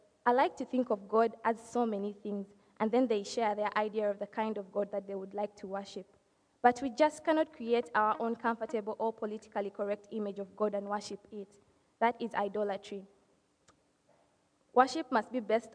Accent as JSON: {"language": "English", "town": "Kampala", "region": "Central Region", "country": "Uganda", "moved": "yes", "said": "I'm from Kampala, Uganda, and that's East Africa"}